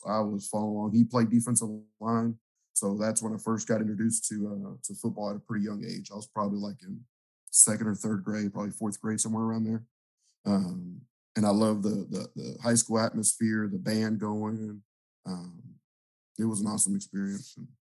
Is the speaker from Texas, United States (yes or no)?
yes; Houston, Texas, United States; I grew up in the Houston area. I grew up like in the southwest part of town. If you're from the Houston area, you know A-Leaf and the Fort Bend area. I graduated from Clements High School in Sugarland.